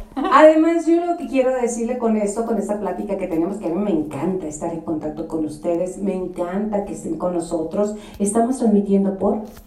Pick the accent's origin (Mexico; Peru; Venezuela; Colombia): Mexico; Julimes, Chihuahua; yo soy de Julimes, que es un pueblo maravilloso